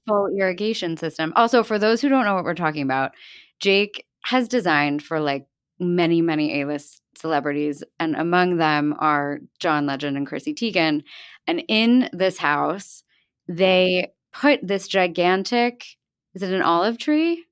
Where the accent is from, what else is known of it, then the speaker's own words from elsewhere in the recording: the Main Line, outside Philadelphia, Pennsylvania, United States; I grew up in an area called the Main Line, which is like a small, small town outside of Philadelphia.